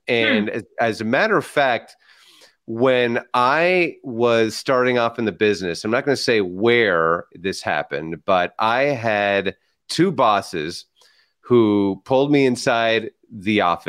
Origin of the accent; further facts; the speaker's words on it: San Francisco, California, United States; Growing up in San Francisco, I was called …